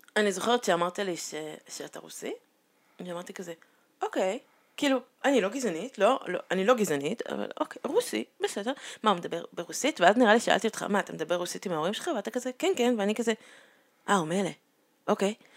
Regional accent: Israel; first language Hebrew; נולדתי פה

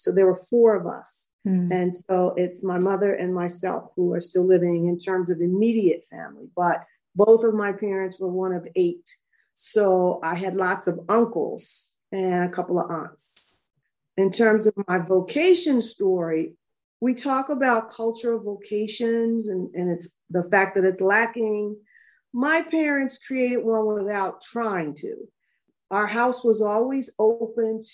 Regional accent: Trenton, New Jersey, United States; I was born and raised in Trenton, New Jersey.

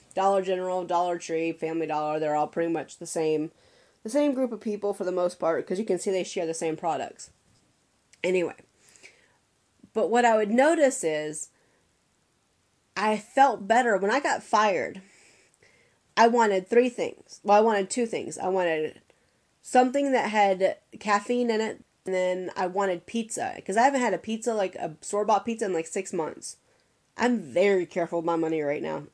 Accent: Atlanta, Georgia, United States; I'm born and raised in Atlanta

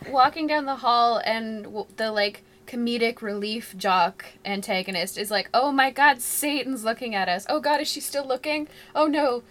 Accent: Ontario, Canada; as a Canadian

